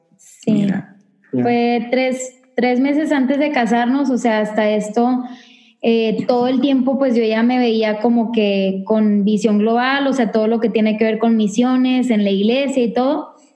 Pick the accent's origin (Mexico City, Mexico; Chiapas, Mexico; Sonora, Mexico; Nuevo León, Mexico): Nuevo León, Mexico; Monterrey; now in El Paso, United States; tengo 25 años y soy de Monterrey, Nuevo León, la ciudad más hermosa, pero de México